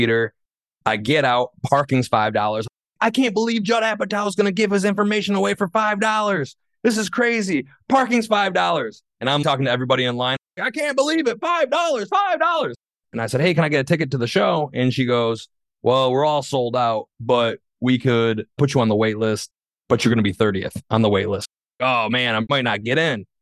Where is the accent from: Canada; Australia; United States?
United States; Saginaw, Michigan; I'm from Saginaw